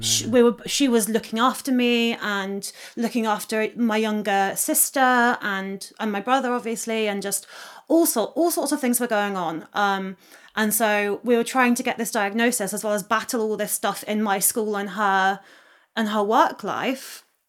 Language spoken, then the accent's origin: English; Oxfordshire, South East England, United Kingdom; I grew up in the countryside on the edge of Oxfordshire.